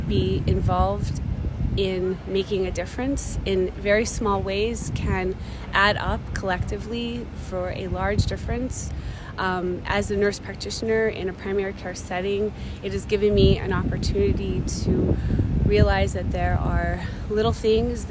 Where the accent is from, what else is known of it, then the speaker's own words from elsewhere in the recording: United States; We are all from the United States